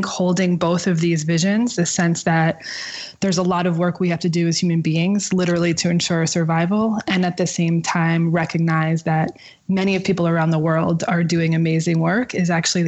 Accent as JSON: {"language": "English", "area": "outside of New York City", "region": "New Jersey", "country": "United States", "tie": "born or raised there", "said": "Growing up outside of New York City in New Jersey, with a single mom"}